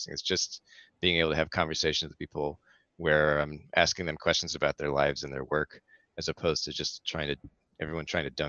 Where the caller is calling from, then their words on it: New Haven, Connecticut, United States; I'm joining you from New Haven, Connecticut, which, if you don't know U.S. geography, it's where Yale University is.